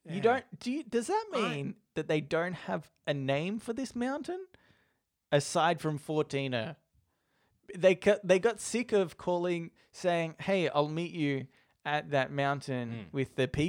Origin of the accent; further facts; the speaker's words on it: Colorado, United States; I really loved you two guessing American slang, so here's some slang specific to my home state of Colorado.